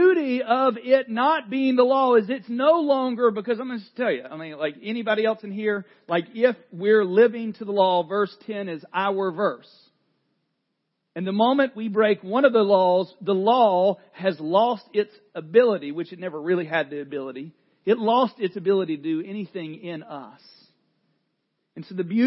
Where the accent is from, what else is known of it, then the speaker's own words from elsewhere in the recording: the South, United States; I grew up in the South